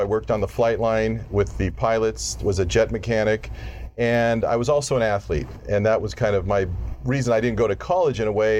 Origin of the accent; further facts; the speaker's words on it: Glendale, California, United States; up in Glendale.